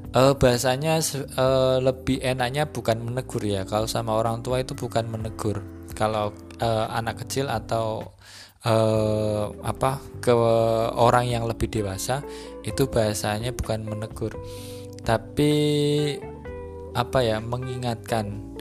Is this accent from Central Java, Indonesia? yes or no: yes; Central Java, Indonesia; kalau di di apa di daerah sini dengan di daerah di daerah saya di Jawa Tengah sana itu ada beberapa perbedaan-perbedaan.